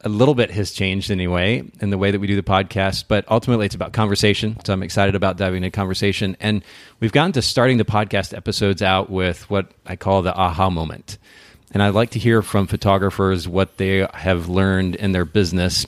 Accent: Japan; moved away; I grew up in Japan, spent about ten years there

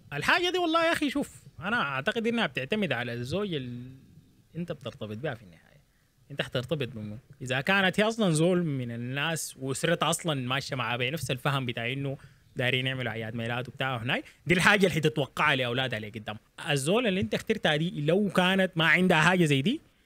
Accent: Sudan; moved away as an adult; also born or lived in Eastern Province, Saudi Arabia; انا مولود في السودان عايش حياتي كلها في السودان

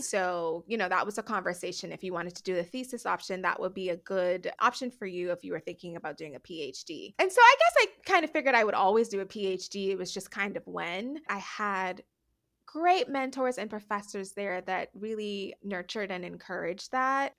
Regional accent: Nassau, New Providence, Bahamas; moved away as an adult; also born or lived in United States; I am born and raised in the Bahamas. I'm from the island of New Providence

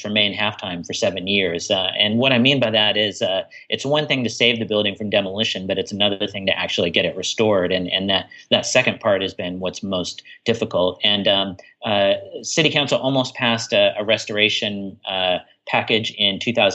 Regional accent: Portland, Oregon, United States; I grew up with in Portland

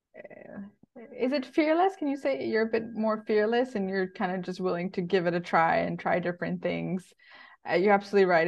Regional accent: Bangkok, Thailand; moved away as an adult; I was born in Bangkok. So the first twenty years of my life was in Asia.

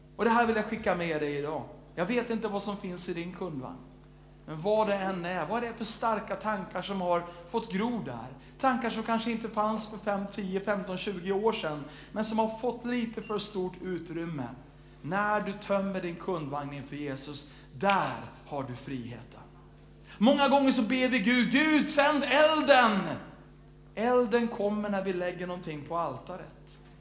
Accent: Sweden

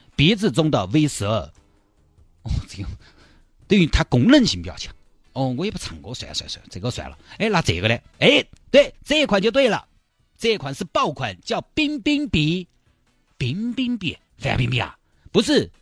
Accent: China; 我们中国人大部分人，从这个人种上来说，就是属于蒙古人种

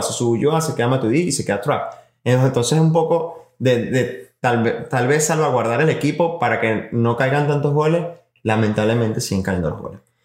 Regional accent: Venezuela; nosotros somos como venezolanos que somos

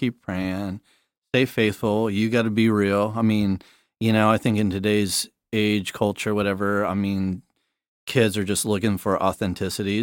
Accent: Southern California, United States; growing up in South Dako, uh, Southern California, but we always went to South Dakota for like two months

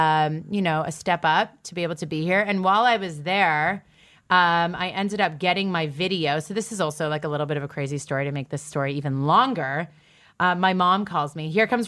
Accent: Canada; And then, and also I kind of needed like a reason to be in the States because I'm Canadian.

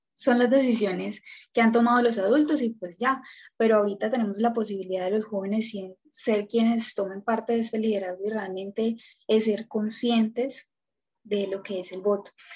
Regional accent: Colombia; nosotros como colombianos

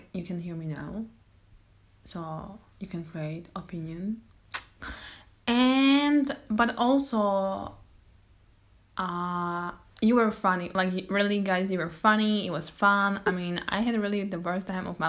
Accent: Slovakia; I'm from Slovakia. I'm Slovakian girl.

